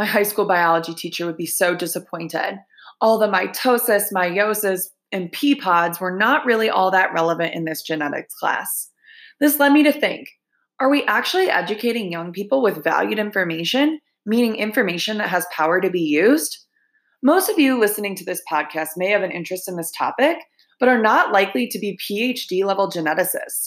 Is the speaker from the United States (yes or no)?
yes; Michigan, United States; my home state of Michigan